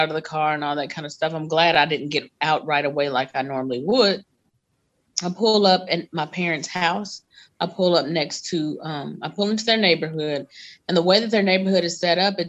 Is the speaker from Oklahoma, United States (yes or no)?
no; North Alabama, United States; I'm from Alabama, North Alabama to be exact.